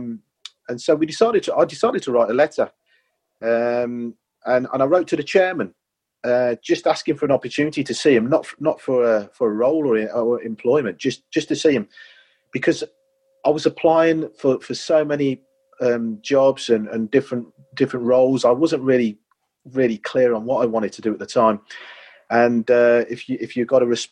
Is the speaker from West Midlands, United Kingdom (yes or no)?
yes; Coventry, West Midlands, United Kingdom; I've always been a huge Coventry City fan, born and bred there.